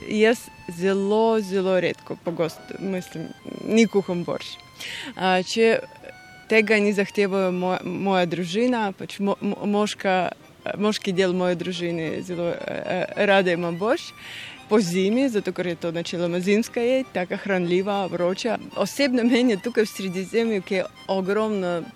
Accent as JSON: {"language": "Slovenian", "region": "Russian Far East", "country": "Russia", "tie": "born or raised there", "moved": "yes", "said": "moje otroštvo je bilo na Daljem vzhodu Rusije"}